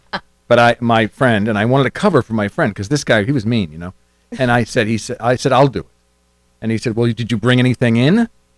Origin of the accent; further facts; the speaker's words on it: Scituate, Massachusetts, United States; In Scituate, Massachusetts, but you have to break, so I'll tell you later.